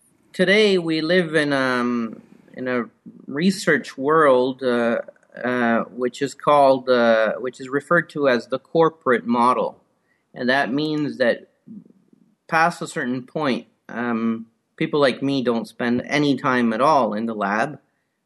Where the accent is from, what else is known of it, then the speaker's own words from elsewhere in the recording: Italy; moved away as an adult; also born or lived in Rome; now in Canada; Well, I'm originally from Italy. I grew up in various places in Italy, studied mostly in Rome